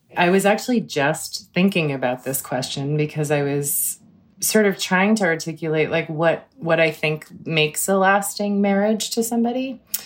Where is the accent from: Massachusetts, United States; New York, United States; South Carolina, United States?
Massachusetts, United States; Cambridge; I grew up in Cambridge, which was an amazing place to grow up in too